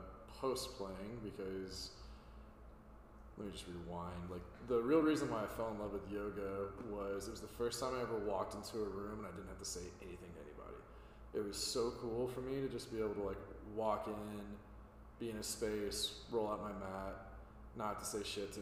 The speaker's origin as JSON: {"language": "English", "town": "Fort Worth", "region": "Texas", "country": "United States", "tie": "born or raised there", "said": "I was born and raised in Fort Worth, Texas"}